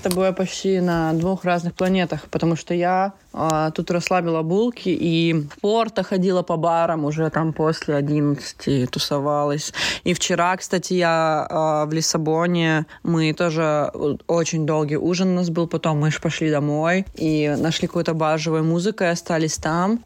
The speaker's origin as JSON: {"language": "Russian", "country": "Russia", "moved": "yes", "lives_now": "Portugal", "said": "я тоже из маленькой страны, Россия"}